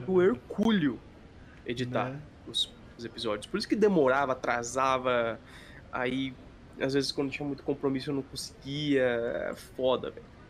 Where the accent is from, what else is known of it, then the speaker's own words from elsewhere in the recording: Sapezal, Mato Grosso, Brazil; Sapezal é a cidade onde a gente mora, é, no interior do Mato Grosso